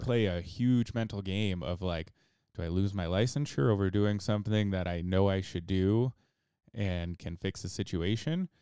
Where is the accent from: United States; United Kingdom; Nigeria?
United States; Idaho; also born or lived in Twin Falls, Idaho; I was born and raised in Idaho, and, uh, you know, I've lived here for pretty much my entire life